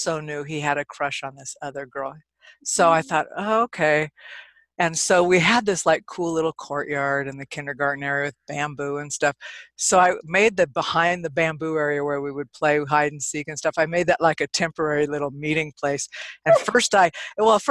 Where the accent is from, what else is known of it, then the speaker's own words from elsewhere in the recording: California, United States; moved away as an adult; now in Nevada, United States; I'm actually from California. I came here many, many years ago, a few decades ago